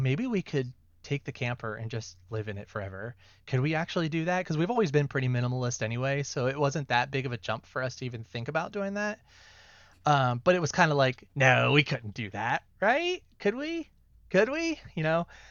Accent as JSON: {"language": "English", "region": "Ohio", "country": "United States", "moved": "as an adult", "said": "We're from Ohio originally"}